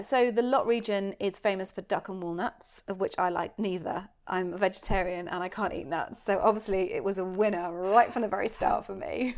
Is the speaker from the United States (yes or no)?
no; United Kingdom; I'm so British